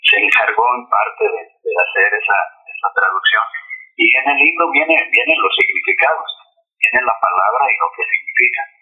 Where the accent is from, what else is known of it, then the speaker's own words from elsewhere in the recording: Sonora, Mexico; also born or lived in Guadalajara; yo nací en Guadalajara pero a los nueve años me llevaron a, vivir mi madre, me llevó a vivir a, Sonora.